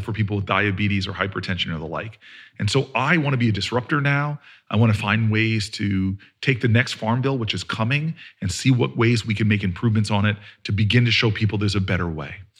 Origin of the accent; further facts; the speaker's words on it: New Jersey, United States; I'm from Jersey